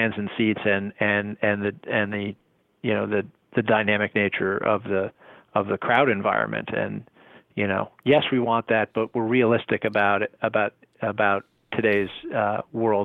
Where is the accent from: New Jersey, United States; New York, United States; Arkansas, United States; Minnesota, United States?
New Jersey, United States; I grew up in New Jersey in the 70s and 80s